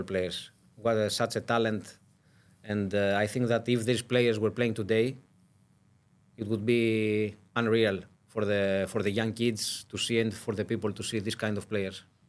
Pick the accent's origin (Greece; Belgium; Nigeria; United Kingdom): Greece; we are from Greece and small country